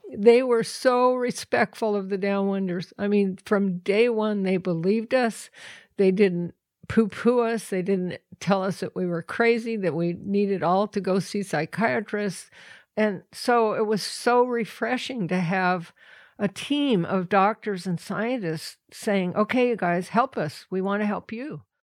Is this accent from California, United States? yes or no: no; The Dalles, Oregon, United States; born or raised there